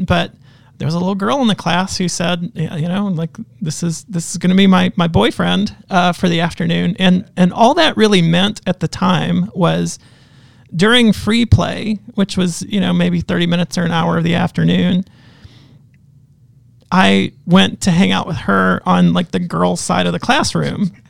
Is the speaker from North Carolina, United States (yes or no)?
yes; Western North Carolina, United States; now in Southern Ontario, Canada; I grew up in, Western North Carolina. Not far from Asheville, not far from Charlotte